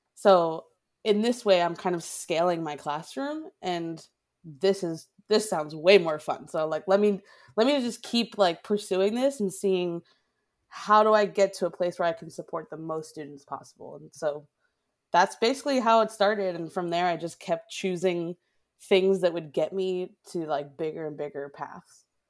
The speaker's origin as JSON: {"language": "English", "town": "Boston", "region": "Massachusetts", "country": "United States", "tie": "born or raised there", "also_born_or_lived": "Oakland, California", "moved": "as an adult", "lives_now": "Wisconsin, United States", "said": "my hometown of Boston"}